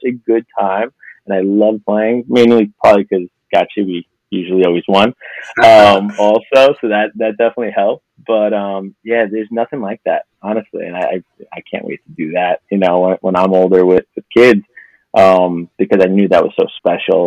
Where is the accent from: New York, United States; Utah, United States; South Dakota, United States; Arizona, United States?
New York, United States; New York City; I'm originally from Middle Village, from Queens. So I grew up there